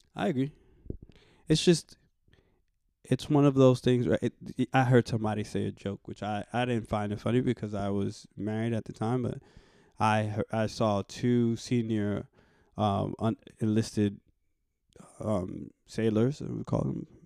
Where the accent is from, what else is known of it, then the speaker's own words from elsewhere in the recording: New York City, New York, United States; I was raised in the Bronx